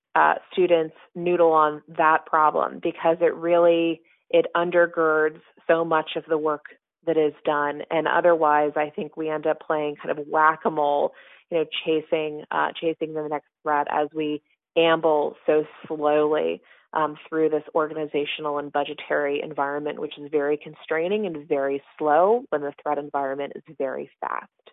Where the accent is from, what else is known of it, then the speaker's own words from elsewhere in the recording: Southern California, United States; moved away as an adult; now in Washington, United States; as a kid growing up in Southern California